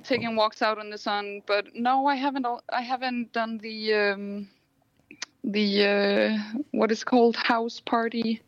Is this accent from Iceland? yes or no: yes; Iceland; moved away as an adult; now in Copenhagen, Denmark; I'm from Iceland.